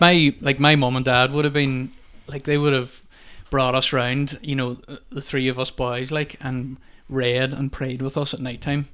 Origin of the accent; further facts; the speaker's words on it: Milford, Ireland; moved away as an adult; now in Convoy, Ireland; I'm from, not from Convoy, I'm actually from Milford, but have been living in Convoy now for a while